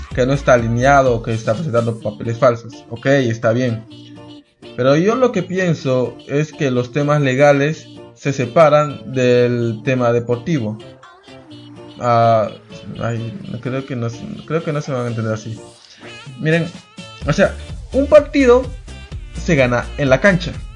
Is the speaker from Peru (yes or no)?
yes; Peru; yo soy peruano